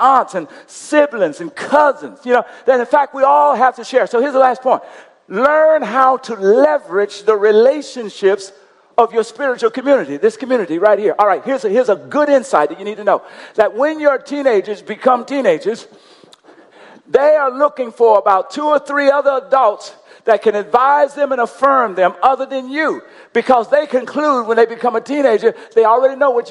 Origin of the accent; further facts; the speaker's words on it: Coushatta, Louisiana, United States; I'm from Coushatta, Louisiana